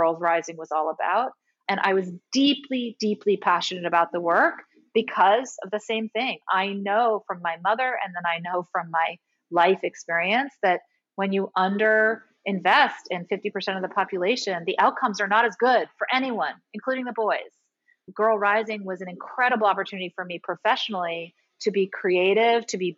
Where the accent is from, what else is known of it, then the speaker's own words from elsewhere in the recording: United States; also born or lived in Nairobi, Kenya; I grew up with a deep understanding of how sheltered and privileged I was growing up in the United States